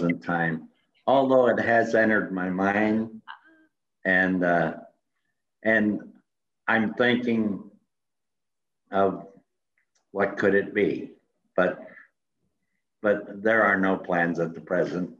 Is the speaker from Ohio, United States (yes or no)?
no; Iowa, United States; now in Lakeway, Texas, United States; I went to Iowa, in my hometown